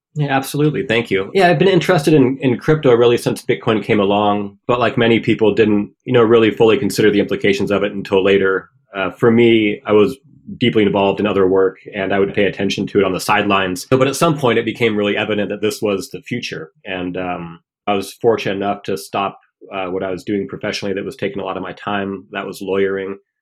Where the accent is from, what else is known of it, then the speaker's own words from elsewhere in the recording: Washington, United States; being a eleven-year-old reading the local paper in my hometown of Washington State